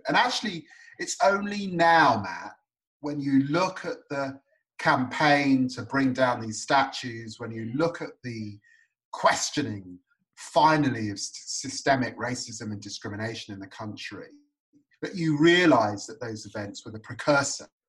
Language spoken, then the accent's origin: English; United Kingdom; also born or lived in Tottenham, London / Peterborough, East of England; I spent a long time growing up in Tottenham and Peterborough.